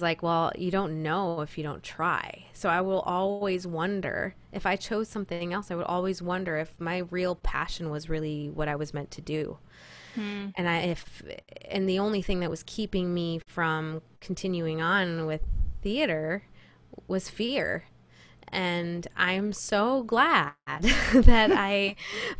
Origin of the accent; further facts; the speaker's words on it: Rochester, New York, United States; I grew up in Rochester, New York, which is the real upstate New York.